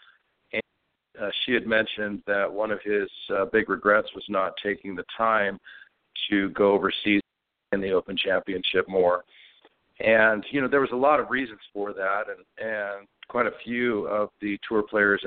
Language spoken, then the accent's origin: English; West Coast, United States; also born or lived in Scotland; as an American from the West Coast